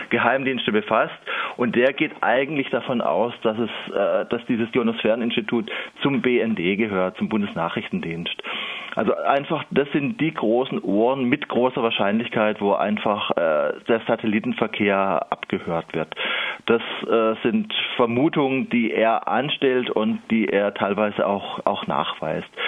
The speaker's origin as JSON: {"language": "German", "region": "Baden-Württemberg", "country": "Germany", "said": "Ich komme ja aus dem Landkreis Emding, da ist es sozusagen direkt von meiner Haustür und ich habe da in Anführungszeichen ein heimatkundliches Interesse"}